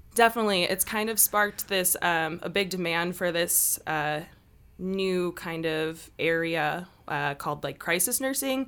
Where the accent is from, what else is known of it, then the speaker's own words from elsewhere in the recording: Chicago, Illinois, United States; moved away as an adult; now in Salt Lake City, United States; I am originally from Chicago, Illinois. I've been out here in Salt Lake for about three years